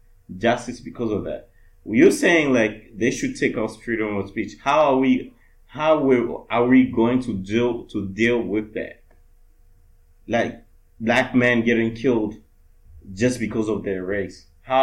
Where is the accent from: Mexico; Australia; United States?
United States; Alabama; Yes, I am American. I was actually born in Alabama. I'm a black man from Alabama.